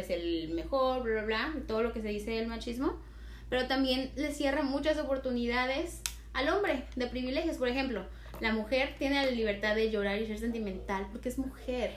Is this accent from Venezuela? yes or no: no; Tamaulipas, Mexico; nosotros somos del norte, somos de Tamaulipas